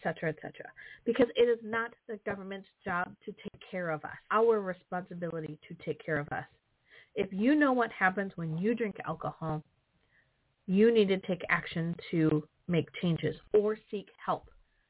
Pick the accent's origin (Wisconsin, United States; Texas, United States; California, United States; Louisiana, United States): Wisconsin, United States; I'm from Wisconsin